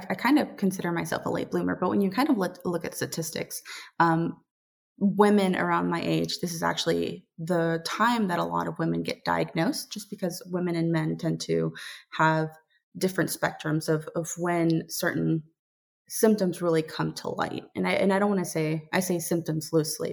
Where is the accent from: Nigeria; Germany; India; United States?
United States; Dallas, Texas; now in Savannah, United States; I was born and raised in Dallas, Texas